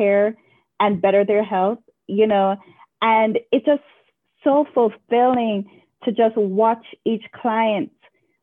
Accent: Kingston, Jamaica; moved away as an adult; now in United States; I'm from Kingston, Jamaica, and, you know, I was born in 1981.

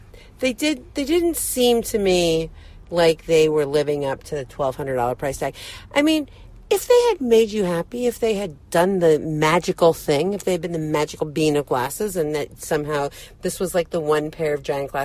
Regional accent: New York, United States; I am from New York

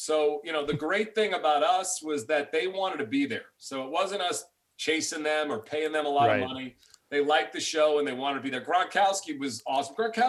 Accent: New York City, New York, United States; those are guys I grew up with in New York.

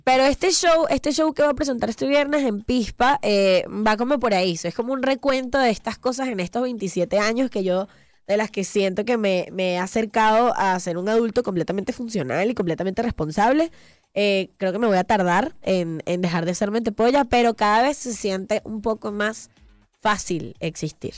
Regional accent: Venezuela; moved away as an adult; now in Mexico; yo voy a mi patria y así veo a mis papás

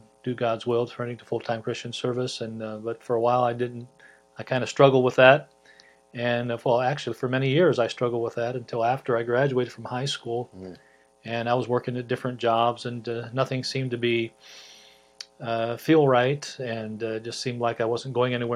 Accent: Mansfield, Ohio, United States; moved away as an adult; now in Port Harcourt, Nigeria; I was saved as a 10-year-old bus kid back in Mansfield, Ohio

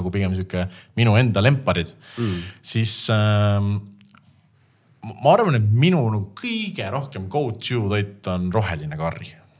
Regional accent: Estonia; me oleme eestlased

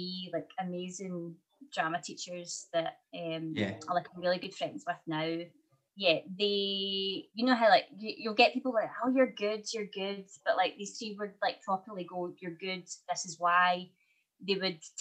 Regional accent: later Hamilton, Scotland, United Kingdom; I actually grew up, a lot of my childhood was spent in a very, very small village where there was like 70 kids in our primary school

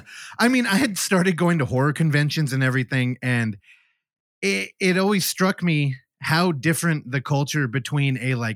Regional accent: Bay Area, California, United States; I grew up in the Bay Area now for all 30. Oh, God. How old am I? 38.

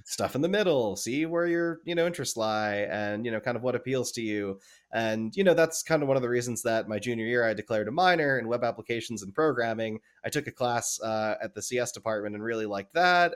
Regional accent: New Jersey, United States; growing up in New Jersey

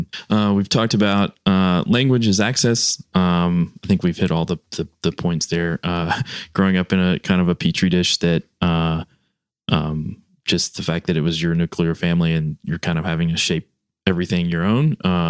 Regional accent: the South, United States; because I grew up in the South

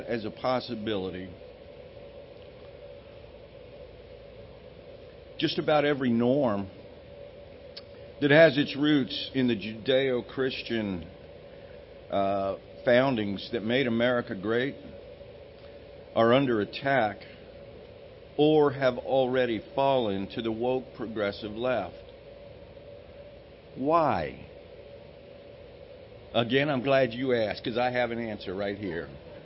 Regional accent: Los Angeles, California, United States; moved away; When I was growing up in California, and that explains a lot for most of you, I know that. I grew up in L.A.

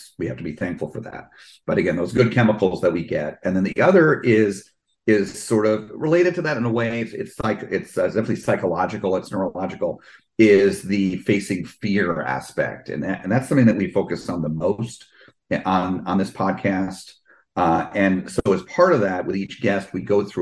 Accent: East Coast, United States; now in Florida, United States; I grew up on the East Coast

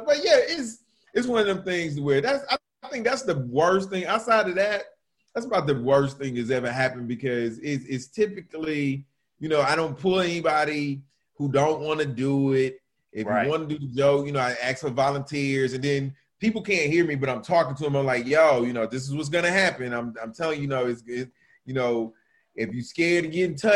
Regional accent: Atlanta, Georgia, United States; also born or lived in Fort Hood, Texas; I'm from the ATL.

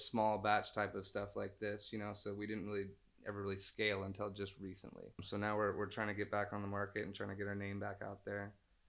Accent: California, United States; And because we are from NorCal, we have a lot more ties

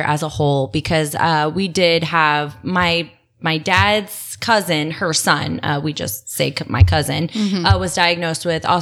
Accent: Orlando, Florida, United States; also born or lived in Rochester, Michigan; now in Apopka, United States; I consider myself a Floridian. I grew up, I kind of mostly in the Orlando area, sort of all over.

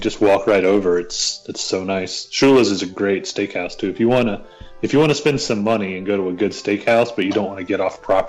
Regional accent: the South, United States; I'm from the south.

